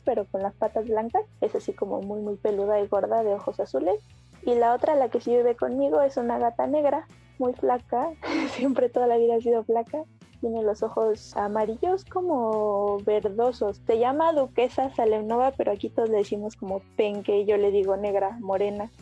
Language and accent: Spanish; State of Mexico, Mexico; also born or lived in Iztacalco, Mexico City; now in Mexico City, Mexico; nací en el Estado de México y ahorita vivo en la alcaldía de Itacalco